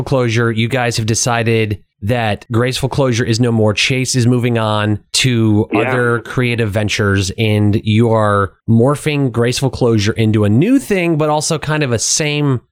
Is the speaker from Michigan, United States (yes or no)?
yes; Michigan, United States; moved away as an adult; also born or lived in Ohio / Dayton, Ohio / Columbus, Ohio / Tulsa, Oklahoma; I was born in Ohio, raised most of my life in Michigan